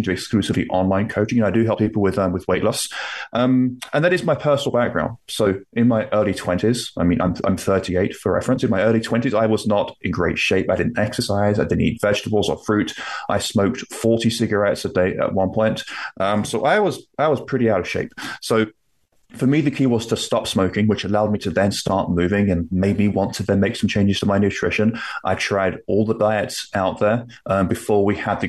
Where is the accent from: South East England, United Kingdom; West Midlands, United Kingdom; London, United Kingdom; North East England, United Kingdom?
London, United Kingdom; also born or lived in Toronto, Canada; now in Nova Scotia, Canada; I am from the UK. I'm from London, although I currently live in Canada, in Nova Scotia on the East Coast